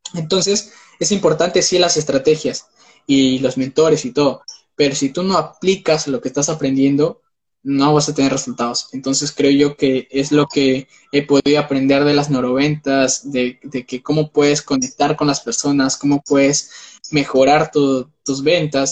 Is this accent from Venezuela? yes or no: no; Peru; Yo soy de Perú, vivo en Perú actualmente.